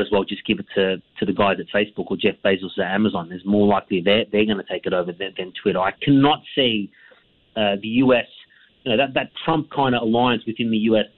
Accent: Australia; as an Australian

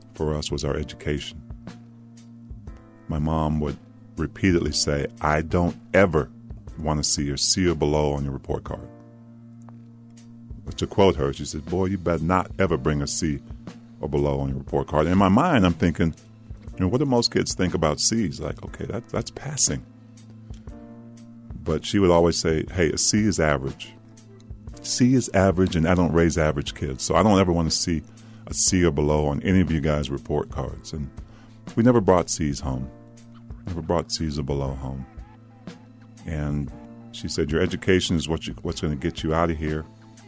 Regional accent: Maryland, United States; also born or lived in Washington, D.C.; where I grew up in Maryland

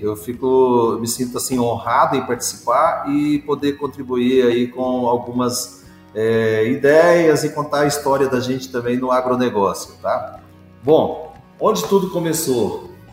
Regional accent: Morrinhos, Goiás, Brazil; fui criado na, na zona rural, minha família é de origem rural e origem assim, muito humilde, do interior de Goiás, da cidade, eu sou da cidade de Morrinhos, onde nasci

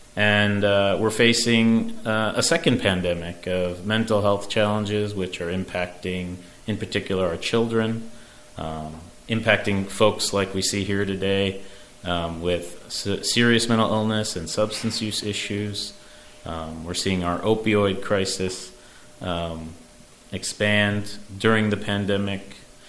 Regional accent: New York City, New York, United States; And I'm very, very proud as a New Yorker, as a father, as a husband of the city's response.

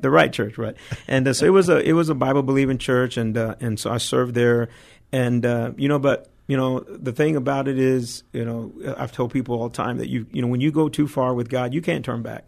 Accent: Dallas, Texas, United States; moved away; I'm originally born and raised in Dallas, Texas

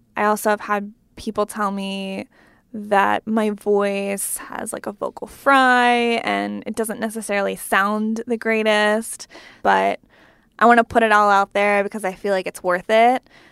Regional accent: Pennsylvania, United States; moved away as an adult; now in Washington, DC, United States; I'm from Pennsylvania, which is like four hours away from my new home and my new job in DC

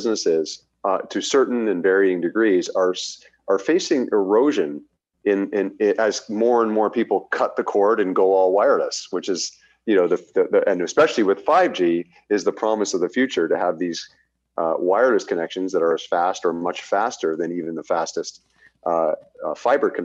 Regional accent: Canada; as a Canadian consumer

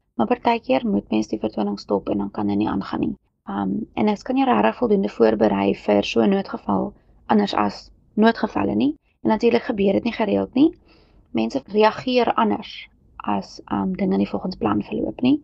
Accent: Kempton Park, Gauteng, South Africa; Ek het grootgeword in Kempton Park

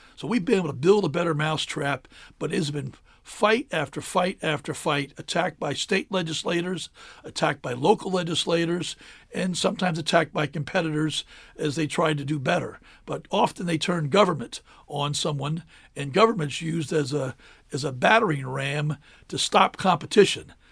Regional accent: Adams County, Pennsylvania, United States; born or raised there; also born or lived in Cheverly, Maryland / Hyattsville, Maryland; now in Maryland, United States

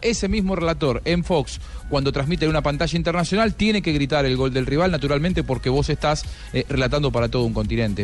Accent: Argentina; nosotros no podemos relatar o comentar como argentinos

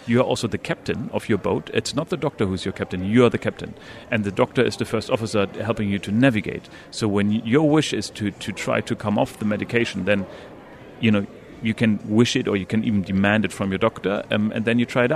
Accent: Northern Germany, Germany; moved away as an adult; now in UAE; I'm from Northern Germany

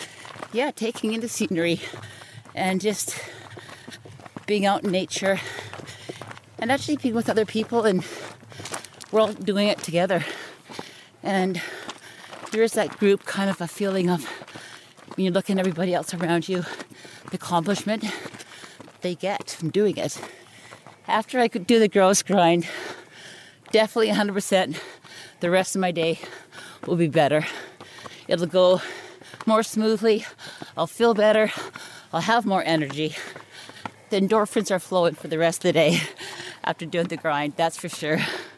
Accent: North Vancouver, British Columbia, Canada; now in West Vancouver, Canada; I was born here on Grouse Mountain in North Vancouver. I lived, born and raised here. I live now in West Vancouver. I grew up here on this mountain

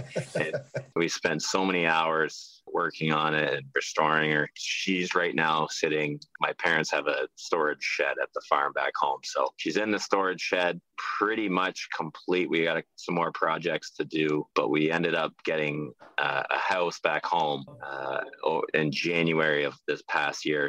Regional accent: just outside of Toronto, Ontario, Canada; moved away as an adult; also born or lived in Dartmouth; now in Cleveland, United States; I'm a Canadian. I'm from just outside of Toronto, Ontario. Grew up playing hockey when I was two and three years old

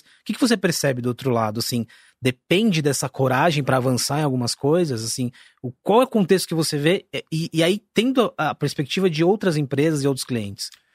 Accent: Osasco, São Paulo, Brazil; eu sou da periferia de Osasco

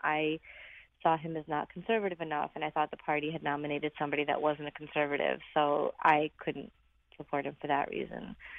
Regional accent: Brooklyn, New York, United States; I grew up in Brooklyn, so being a Republican was always kind of a challenge anyway.

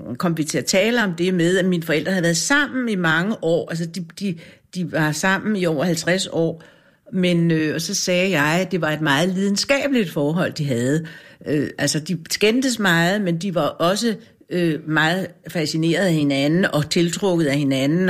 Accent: Grønholt, Capital Region of Denmark, Denmark; I Grønholdt ved Fredensborg

